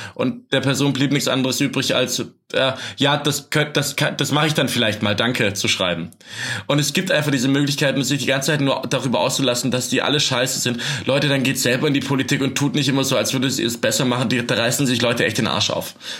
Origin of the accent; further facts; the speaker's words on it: Swabia, Baden-Württemberg, Germany; moved away; Bei uns im Arbeitskreis Asyl in Almsbach im Tal, wo ich herkomme, aus dem Schwabenland